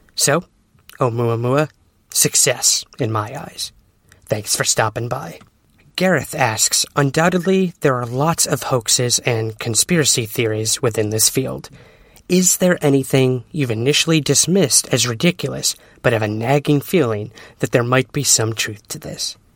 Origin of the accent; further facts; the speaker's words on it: Syracuse, New York, United States; my hometown of Syracuse, New York